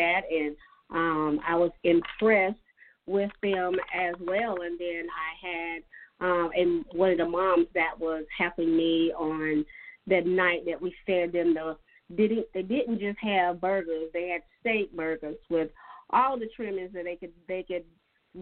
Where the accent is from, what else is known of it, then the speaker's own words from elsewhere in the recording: Dillon County, South Carolina, United States; I'm from Dillon County, so I'm familiar with Dillon.